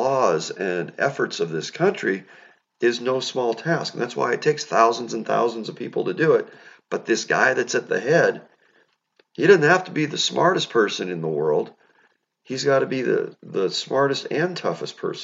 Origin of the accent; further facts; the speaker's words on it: United States; I'm an American